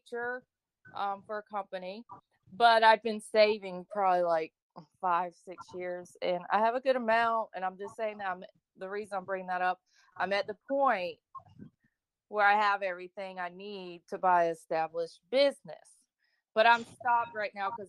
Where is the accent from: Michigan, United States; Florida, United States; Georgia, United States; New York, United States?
Florida, United States; also born or lived in Texas; I'm from Florida. You can hear my voice. Probably I'm a native